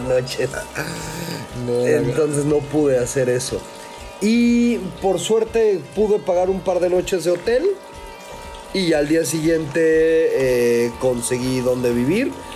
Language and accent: Spanish; Mexico City, Mexico; moved away as an adult; also born or lived in Cancún, Quintana Roo; now in Valle de Guadalupe, Mexico; yo soy originario de la Ciudad de México. Este, ahora sí, born and raised en el Chilango